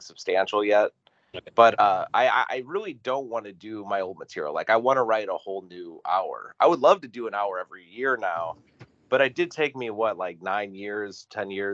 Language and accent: English; Northwest Indiana, United States; growing up in Northwest Indiana where I grew up